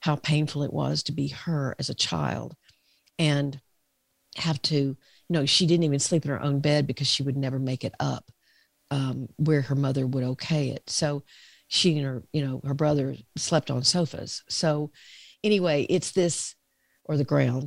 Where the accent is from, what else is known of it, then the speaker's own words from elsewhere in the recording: the South, United States; I'm from the South